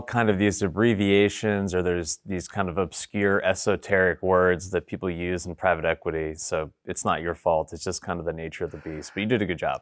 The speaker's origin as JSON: {"language": "English", "region": "New York", "country": "United States", "also_born_or_lived": "Boston", "moved": "yes", "lives_now": "Nashville, United States", "said": "I'm from New York originally"}